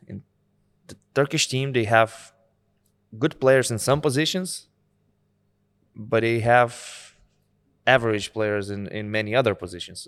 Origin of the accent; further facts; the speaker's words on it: Lithuania; from Lithuanian perspective